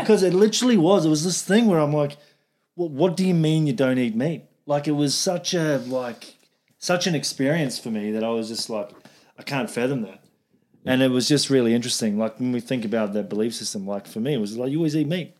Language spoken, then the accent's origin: English; New Zealand; I'm from New Zealand, where, like, it's like meat country